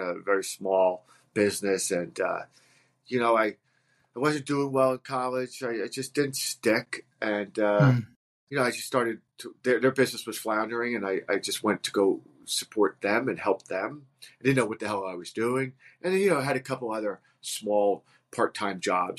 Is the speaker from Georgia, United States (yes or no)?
no; Livingston, New Jersey, United States; I grew up in New Jersey in Essex County in a town called Livingston